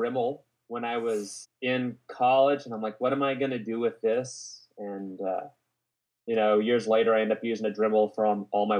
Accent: Dallas, Texas, United States; moved away as an adult; now in New York City, United States; I grew up in Dallas, Texas. Basically lived in a suburb of Dallas until I was 18. And then I came up to New York for art school.

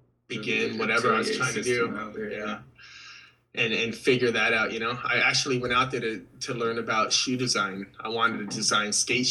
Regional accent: Huntington Beach, California, United States; moved away as an adult; now in San Francisco, United States; grew up in Huntington Beach, so I skated and was at the beach all the time as a kid.

